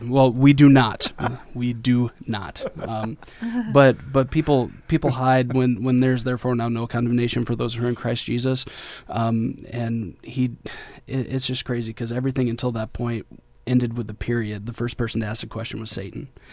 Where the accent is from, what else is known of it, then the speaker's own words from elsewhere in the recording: Detroit, Michigan, United States; moved away as an adult; now in Kentucky, United States; I'm from Detroit, so I'm half hood, half holy